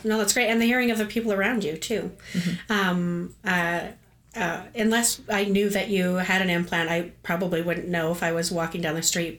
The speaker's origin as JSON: {"language": "English", "country": "Canada", "said": "as a Canadian"}